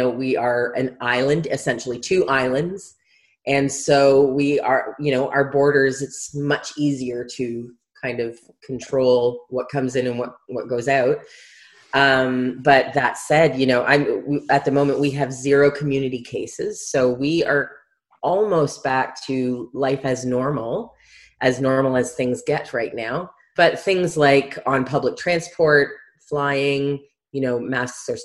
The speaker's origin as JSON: {"language": "English", "country": "Canada", "tie": "born or raised there", "moved": "as an adult", "lives_now": "New Zealand", "said": "I'm originally from Canada, grew up in Canada"}